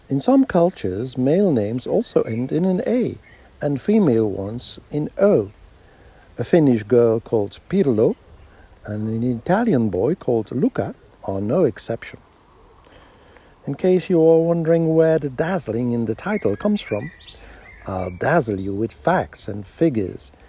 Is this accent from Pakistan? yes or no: no; Netherlands; born there; Not a bad choice, and all the more appropriate because I was born in the Netherlands.